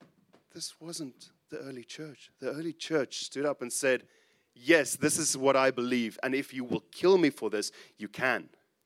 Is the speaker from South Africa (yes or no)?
yes; South Africa; he was instrumental in the church that I grew up in South Africa.